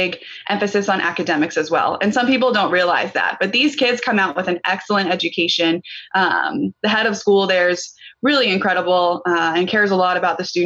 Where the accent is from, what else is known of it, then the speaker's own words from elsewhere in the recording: Bradenton, Florida, United States; since I grew up in Bradenton, Sarasota area